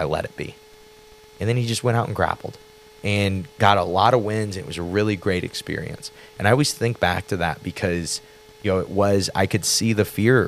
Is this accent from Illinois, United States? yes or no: yes; Granite City, Illinois, United States; We're from Granite City